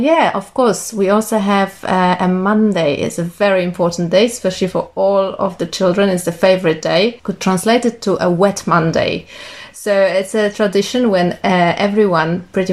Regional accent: Poland; moved away as an adult; also born or lived in Ireland; now in Nelson, New Zealand; I'm originally from Poland.

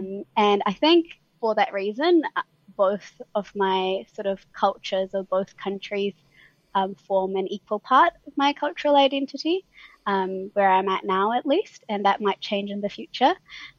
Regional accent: Auckland, New Zealand; born there; also born or lived in Delhi, India; So they got married in India and then decided that they wanted to live in Auckland, and which is when I was born. And then they decided they wanted to move back when I was about one. So I lived

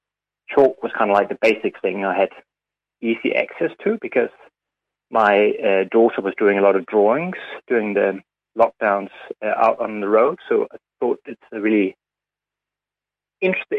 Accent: Denmark; moved away as an adult; now in New Zealand; I grew up in Denmark, and I came to New Zealand in 2001, I think it was, when I was in my mid-20s

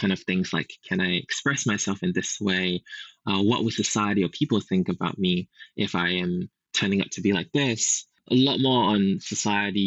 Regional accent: Singapore; moved away as an adult; also born or lived in Malaysia (parents); now in New Zealand; I've spent 20 years in Singapore. My parents are Malaysian, and then I've been in New Zealand for about four years

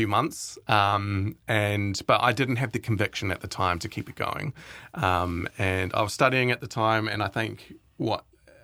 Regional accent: Timaru, Canterbury, New Zealand; I grew up in Timaru

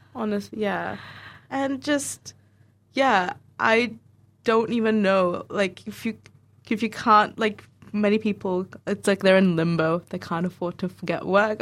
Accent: Dunedin, Otago, New Zealand; also born or lived in Auckland; I grew up in Dunedin here, but I went to Auckland to do my uni. But initially, I moved to Dunedin in two thousand

